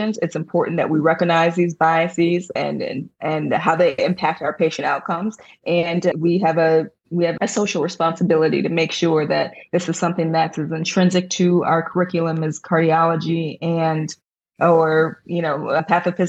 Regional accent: Ann Arbor, Michigan, United States; I was born and raised in Ann Arbor, Michigan

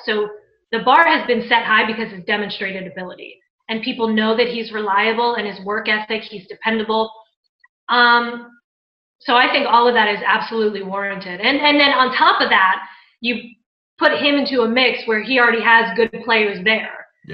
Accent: Maryland, United States; also born or lived in New Orleans; now in Tampa, United States; I'm from Maryland

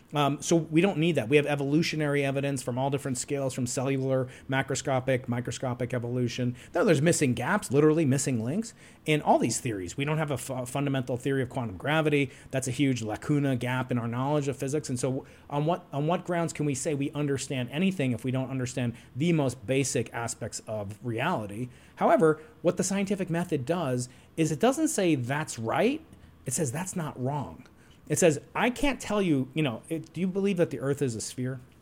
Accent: New York, United States; I'm a New Yorker.

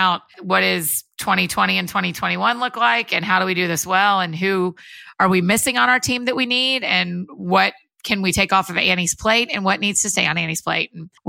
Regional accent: Marietta, Georgia, United States; I grew up outside of Atlanta in Marietta, Georgia, kind of Kennesaw, Woodstock area, and went to University of Georgia.

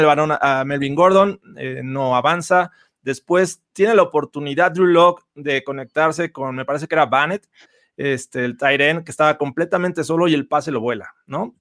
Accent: Mexico; todos los que somos de México

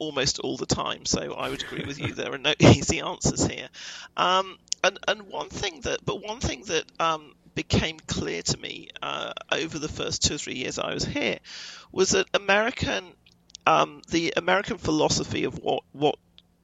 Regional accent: United Kingdom; moved away as an adult; now in United States; I'm European and I come from Britain

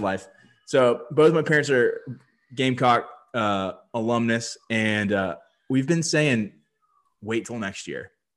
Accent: Myrtle Beach, South Carolina, United States; I'm from Myrtle Beach

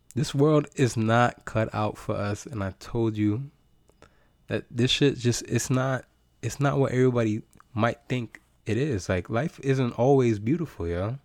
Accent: United States; I am American in America

